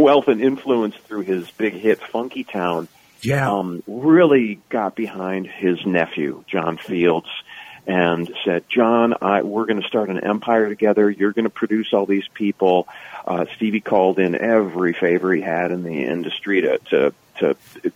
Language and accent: English; Minnesota, United States; I'm from Minnesota